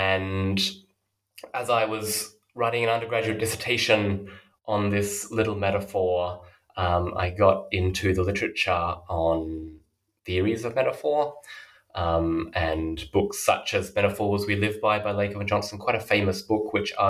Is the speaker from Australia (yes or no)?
yes; Australia; moved away as an adult; now in Oxford, United Kingdom; So as you mentioned, I'm currently an early career scholar in Oxford. But I grew up in Australia and did my undergraduate study there.